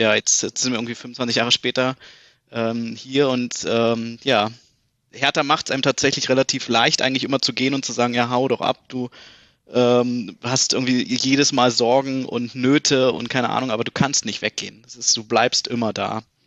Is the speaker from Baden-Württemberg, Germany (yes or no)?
no; Berlin, Germany; moved away as an adult; now in Munich, Germany; bin gebürtige Berliner, ähm, Friedrichshain geboren, ähm, aber irgendwie schon ab meinem ersten Lebensjahr eigentlich dann äh, nach Berliner Klinik gezogen, also Südosten hm. Berlins